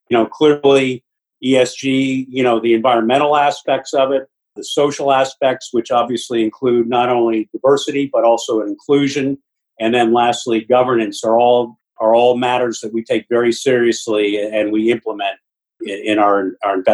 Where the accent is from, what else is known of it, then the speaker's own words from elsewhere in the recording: Virginia, United States; we I grew up in northern I grew up in Virginia.